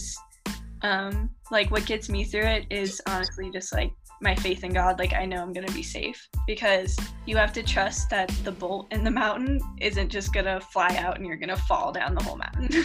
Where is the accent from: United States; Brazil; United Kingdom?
United States; New Orleans, Louisiana; moved away as an adult; also born or lived in California; now in Boulder, United States; I'm actually from New Orleans